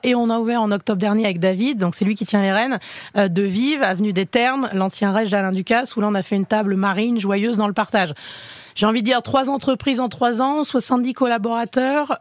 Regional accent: Enghien-les-Bains, Île-de-France, France; je viens d'Anguin-les-Bains

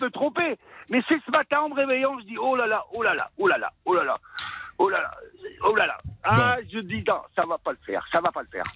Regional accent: Somme, Hauts-de-France, France; chez nous, dans la Somme

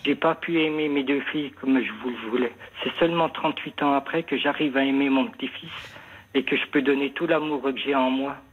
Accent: the North, north of France, France; moved away as an adult; also born or lived in Marseille; je suis du Nord

